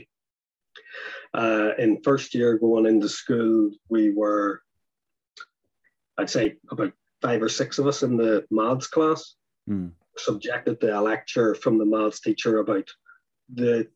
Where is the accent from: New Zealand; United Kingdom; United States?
United Kingdom; near Belfast, Northern Ireland; where I was from